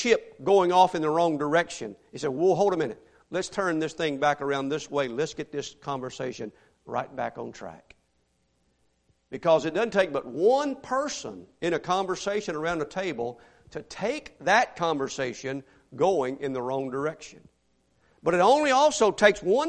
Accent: Mississippi, United States; now in Houston, United States; I grew up in Mississippi where everybody dipped snuff

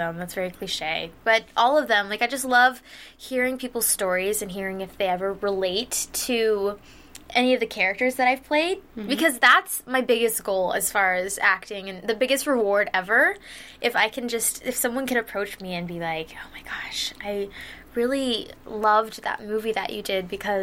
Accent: Houston, Texas, United States; now in Los Angeles, United States; I'm from Houston, Texas

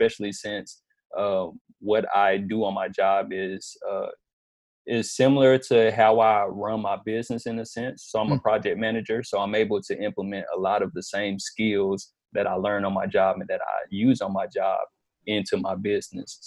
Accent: Bessemer City, North Carolina, United States; also born or lived in Lincolnton, North Carolina; I'm originally from Bessemer City, North Carolina

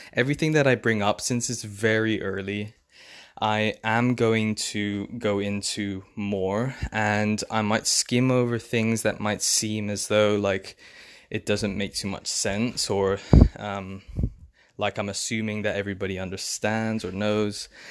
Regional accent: England, United Kingdom; also born or lived in London; I'm from England. I live in London.

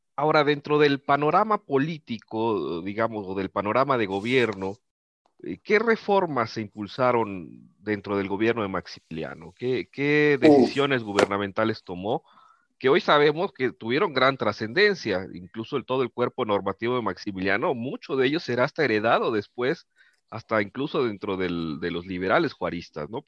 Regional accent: Mexico

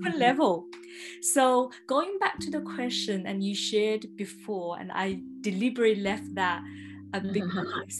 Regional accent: Melbourne, Victoria, Australia; moved away; I'm from Melbourne

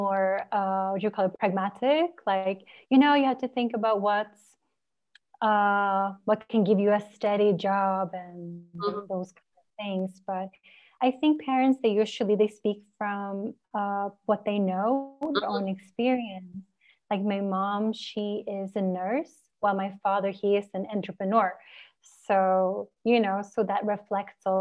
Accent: Norway; I grew up in Norway.

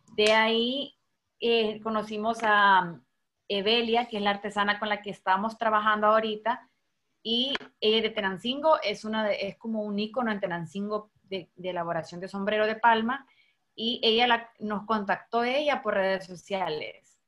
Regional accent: El Salvador

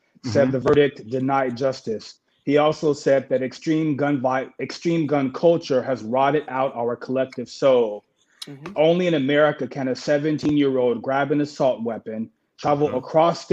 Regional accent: Chicago, Illinois, United States; I'm from Chicago

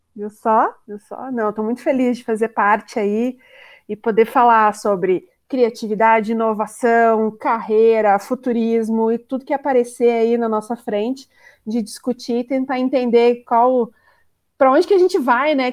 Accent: Curitiba, Paraná, Brazil; sou de Curitiba, estou falando diretamente de Curitiba.

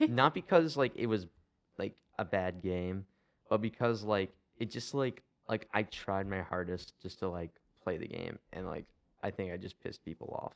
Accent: Akron, Ohio, United States; I'm from Akron

